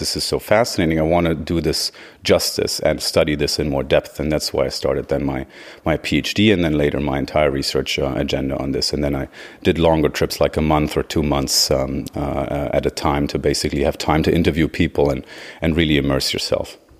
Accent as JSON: {"language": "English", "town": "Göttingen", "region": "Lower Saxony", "country": "Germany", "moved": "as an adult", "said": "From Germany originally, uh, from the area of Göttingen"}